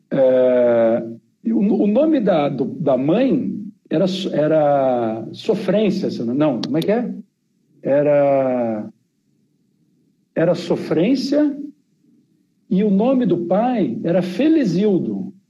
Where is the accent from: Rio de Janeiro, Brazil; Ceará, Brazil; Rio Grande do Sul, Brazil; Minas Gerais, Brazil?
Rio Grande do Sul, Brazil; Porto Alegre; also born or lived in Campinas; Eu cresci, eu morei até os quatro anos em Campinas e depois eu, o resto da minha adolescência e infância foi em Porto Alegre.